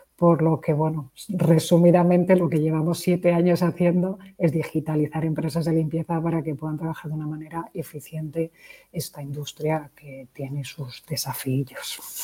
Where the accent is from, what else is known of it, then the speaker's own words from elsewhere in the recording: Madrid, Community of Madrid, Spain; moved away as an adult; also born or lived in Poland / Czech Republic / Portugal / Belgium; vengo de Madrid, aunque he dado muchas, muchas vueltas